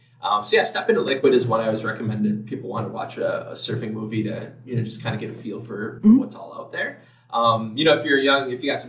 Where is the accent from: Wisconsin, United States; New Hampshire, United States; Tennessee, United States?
Wisconsin, United States; Madison; also born or lived in Wausau, Wisconsin; now in Milwaukee, United States; growing up in Madison, I never thought I would live in Milwaukee or move here. And it's weird to say, after moving here, I've never felt like I was home until I did move here.